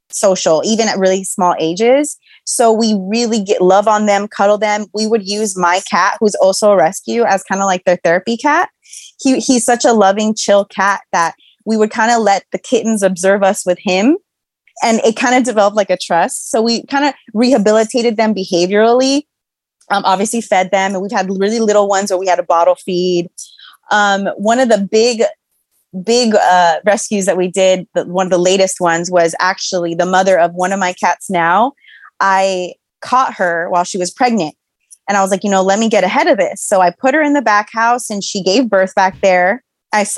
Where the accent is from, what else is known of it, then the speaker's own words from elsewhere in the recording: Los Angeles, California, United States; I'm from Los Angeles